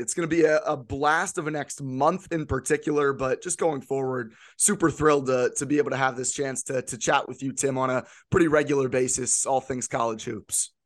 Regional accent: central Pennsylvania, United States; I grew up in central Pennsylvania, grew up a Penn State fan

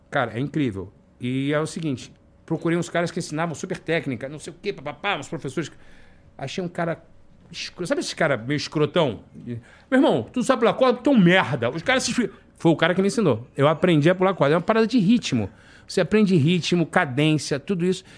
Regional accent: Rio de Janeiro, Brazil; moved away as an adult; also born or lived in Piraí; now in Orlando, United States; na minha infância, de frequentar a igreja na Ilha do Governador

